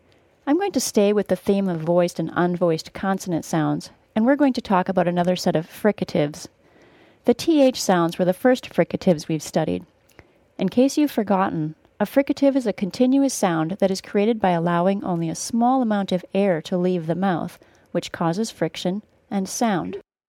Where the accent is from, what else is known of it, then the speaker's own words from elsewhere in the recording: United States; I grew up in the United States, and since I teach in the United States, and most of my students are longtime residents of the United States, I know far more about Ameri